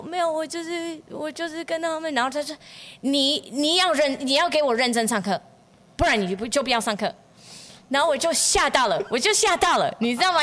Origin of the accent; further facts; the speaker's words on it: United States; Chinese is a second language; moved away as an adult; also born or lived in Changhua, Taiwan; now in Yongjing, Taiwan; 我是科班出身的，我就是在美国长大